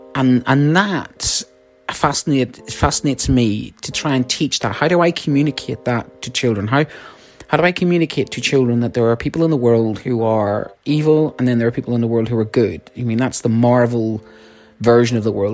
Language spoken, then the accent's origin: English; Ireland; I'm Irish